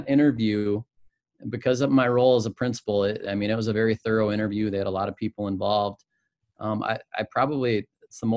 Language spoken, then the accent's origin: English; Spring Lake Park, Minnesota, United States; also born or lived in Winona, Minnesota; I grew up in the cities, Spring Lake Park